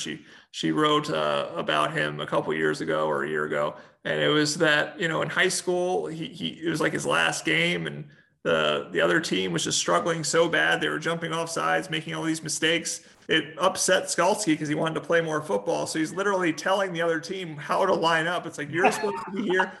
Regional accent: United States; moved away; I grew up in the Philadelphia, New Jersey / New Jersey area

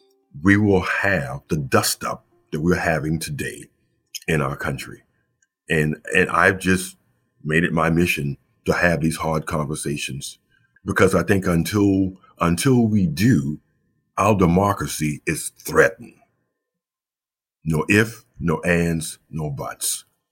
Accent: South Carolina, United States; I grew up in King Street, and there was a giant statue to the Confederacy, I think, in my hometown, as in most hometowns in small towns in South Carolina

